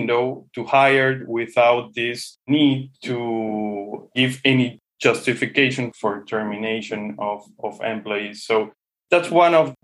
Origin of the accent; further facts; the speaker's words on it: Peru; Peru is also a great place for tourism. We have, as you know, Machu Picchu